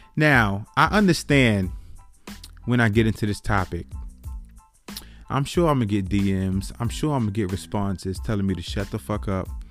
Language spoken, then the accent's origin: English; New York City, New York, United States; I was born and raised in the Bronx, New York.